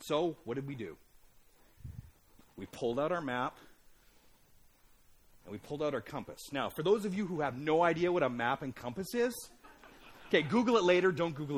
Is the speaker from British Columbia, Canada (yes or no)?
no; Alberta, Canada; I grew up in Alberta.